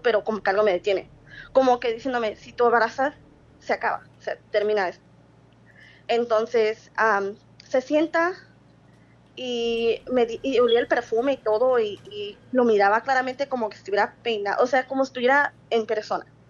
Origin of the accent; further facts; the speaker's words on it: Sonora, Mexico; now in Phoenix, United States; soy de Agua Sonora, pero vivo en Phoenix, Arizona